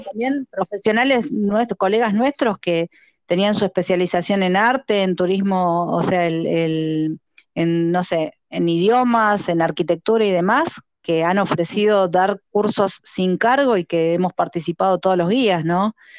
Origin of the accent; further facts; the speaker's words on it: Argentina; Nosotros somos guías de la República Argentina